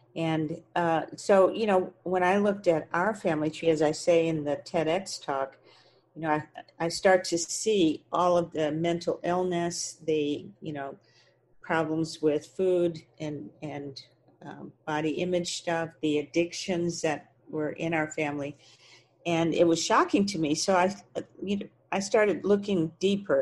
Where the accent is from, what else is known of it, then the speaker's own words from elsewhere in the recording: Texas, United States; I grew up in Texas